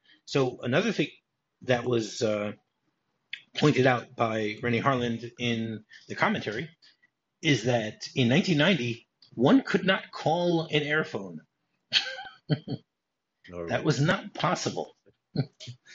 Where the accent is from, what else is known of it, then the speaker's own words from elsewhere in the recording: Detroit, Michigan, United States; growing up in Detroit.